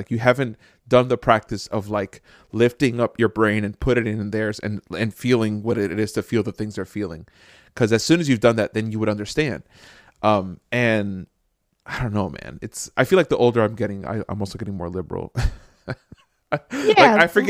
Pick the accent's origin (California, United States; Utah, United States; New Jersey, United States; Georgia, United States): New Jersey, United States; Jersey City; So I grew up in Jersey City.